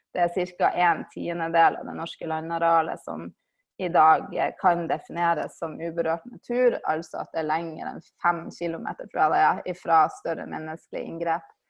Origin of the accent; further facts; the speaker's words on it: Svolvær, Nordland, Norway; moved away as an adult; Jeg kommer fra Svolvær i Lofoten, der jeg er oppvokst